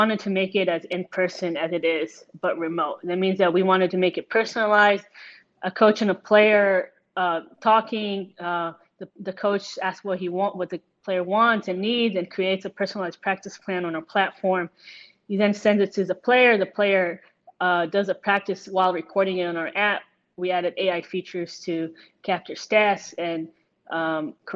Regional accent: Israel; also born or lived in United States; I'm originally from Israel, and then came back to Israel and played in the professional league

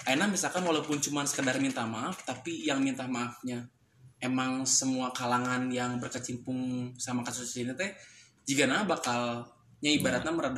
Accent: West Java, Indonesia; otomatis kan aing sebagai orang Sunda kuduna gerak gitu ngilu

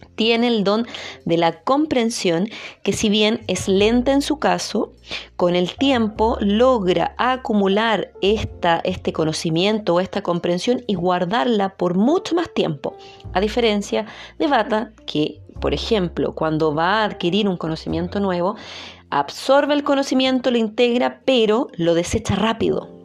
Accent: Chile; soy chilena, entonces tendemos a no pronunciar mucho todas las palabras y hablar un poquito rápido

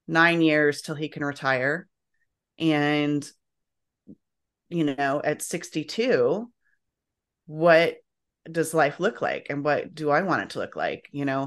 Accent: Illinois, United States; I grew up in Illinois, but yeah.

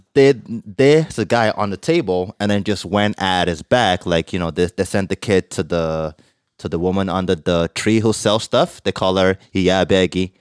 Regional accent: Nigeria; now in Canada; growing up in Nigeria

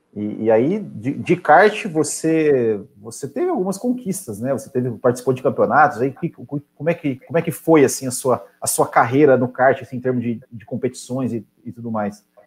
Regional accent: Paraná, Brazil; now in Santa Catarina, Brazil; Eu, eu sou paranaense, mas moro em Santa Catarina

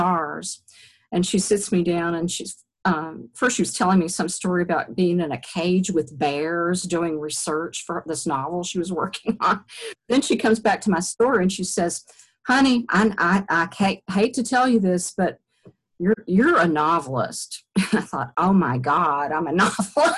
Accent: Eastern Kentucky, United States; moved away as an adult; also born or lived in Virginia; I wrote a collection for my thesis there at University of Virginia of stories about growing up in Eastern Kentucky

